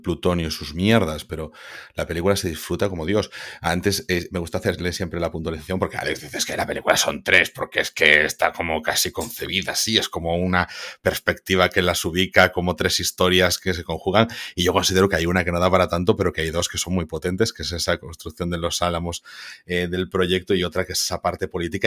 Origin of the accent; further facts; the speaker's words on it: Spain; nosotros, como españoles